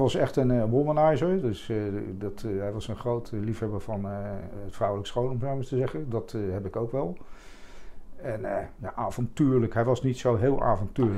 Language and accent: Dutch; The Hague, South Holland, Netherlands; also born or lived in Leidschendam; ik ben geboren in het centrum van Den Haag. Toen zijn, toen zijn we verhuisd naar Morgenstond